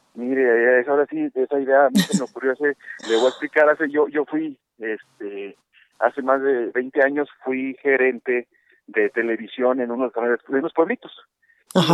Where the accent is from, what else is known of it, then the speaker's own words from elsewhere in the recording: Mexico; nosotros como mexicanos